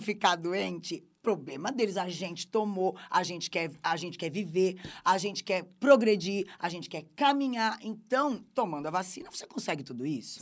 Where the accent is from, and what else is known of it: Brazil